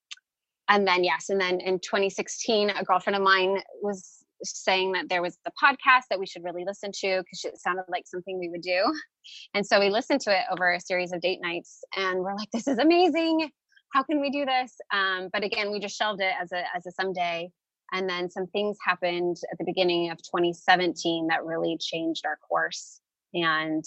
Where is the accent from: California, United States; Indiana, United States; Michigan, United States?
California, United States; San Francisco; moved away as an adult; now in Phoenix, United States; we're originally from the Bay Area of San Francisco, California